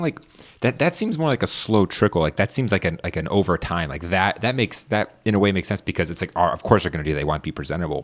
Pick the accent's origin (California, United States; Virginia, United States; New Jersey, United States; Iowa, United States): Virginia, United States; Northern; I grew up in Northern Virginia